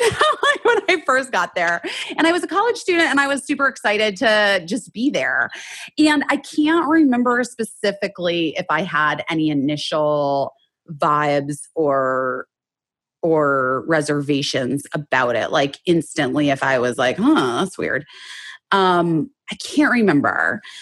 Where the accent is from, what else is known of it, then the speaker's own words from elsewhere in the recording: Arizona, United States; moved away as an adult; now in Los Angeles, United States; I grew up in Arizona and then I moved here when I was 18 for college